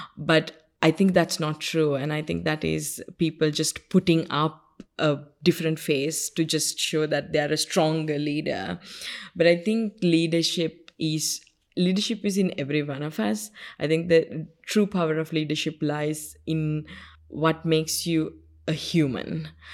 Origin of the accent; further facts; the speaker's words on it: Sri Lanka; first language Sinhala; English is a second language; the village where I grew up in Sri Lanka